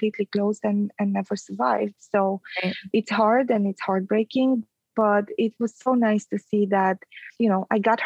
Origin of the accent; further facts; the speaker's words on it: Transylvania, Romania; moved away; I'm Romanian. I was born in Transylvania